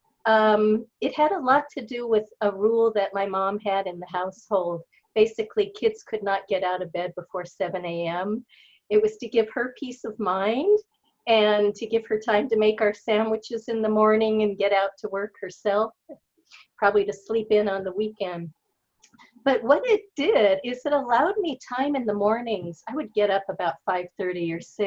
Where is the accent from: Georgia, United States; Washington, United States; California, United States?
California, United States; Pasadena; I grew up in Pasadena, California